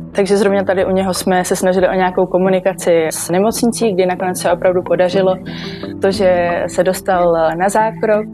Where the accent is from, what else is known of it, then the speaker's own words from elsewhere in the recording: Brno, South Moravian Region, Czechia; Jsem z Brna a v Brně i studuji